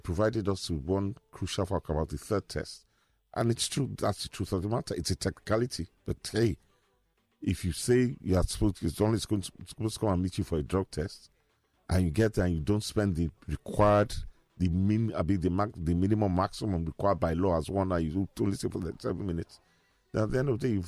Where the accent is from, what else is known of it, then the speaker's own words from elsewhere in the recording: Nigeria; I'm Nigerian. I'm not African. I'm Nigerian